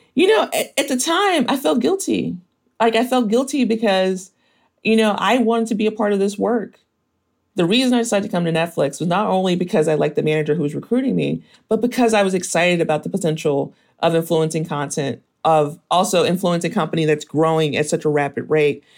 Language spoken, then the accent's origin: English; Mississippi, United States; moved away; also born or lived in Memphis, Tennessee; I was born in Mississippi, and then I kinda spent most of my childhood going between Mississippi and Tennessee